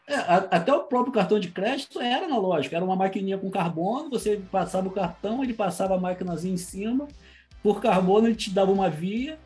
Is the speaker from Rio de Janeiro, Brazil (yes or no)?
yes; Saquarema, Rio de Janeiro, Brazil; Eu nasci em Saquarema